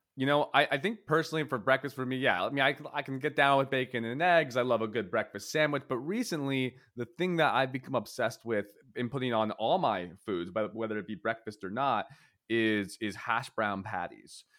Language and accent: English; Philadelphia, Pennsylvania, United States; my childhood diner growing up in Philadelphia was a place called Lanark Diner